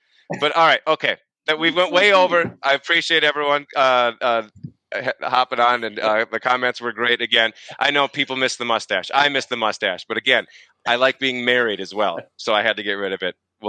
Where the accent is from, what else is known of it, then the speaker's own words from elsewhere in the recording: Minnesota, United States; I'm born and raised Minnesotan. I'm born into it.